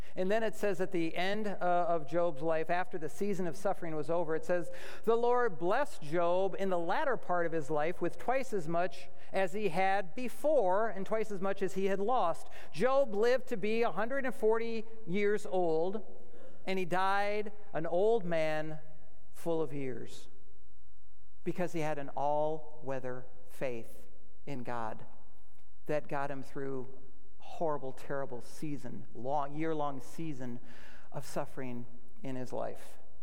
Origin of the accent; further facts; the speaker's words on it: United States; we as American Christian citizens